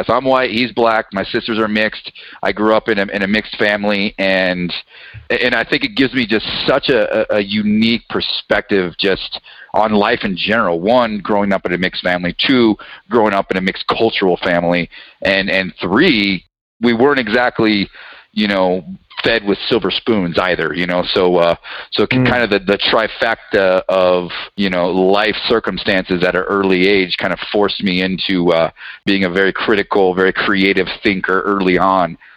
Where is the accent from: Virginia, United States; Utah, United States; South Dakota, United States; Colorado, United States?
Colorado, United States; also born or lived in New Mexico; so I've been blessed with the opportunity to grow up in, in Colorado.